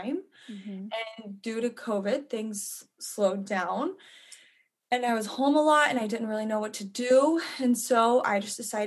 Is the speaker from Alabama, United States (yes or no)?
yes; Birmingham, Alabama, United States; moved away as an adult; now in Los Angeles, United States; I was born and raised in Birmingham, Alabama